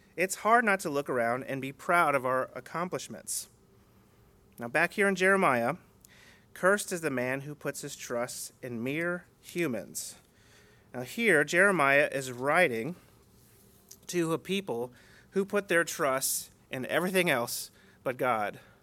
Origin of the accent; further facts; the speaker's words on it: United States; the culture we grew up in here in America.